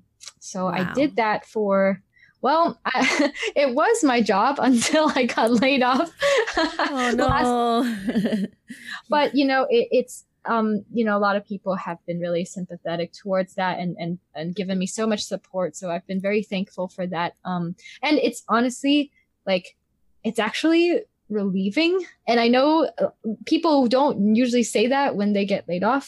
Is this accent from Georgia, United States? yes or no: no; Gainesville, Florida, United States; I grew up in Gainesville, Florida.